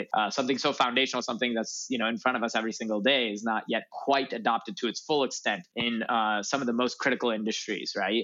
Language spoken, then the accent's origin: English; north suburbs of Chicago, Illinois, United States; moved away as an adult; also born or lived in Urbana-Champaign, Illinois; now in Los Angeles, United States; I grew up in Illinois in the north suburbs of Chicago